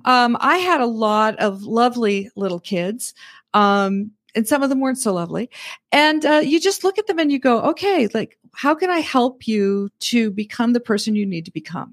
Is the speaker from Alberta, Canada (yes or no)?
yes; Red Deer, Alberta, Canada; moved away as an adult; also born or lived in Nebraska / California; now in Northwest Arkansas, United States; I was born and raised in Red Deer, Alberta, Canada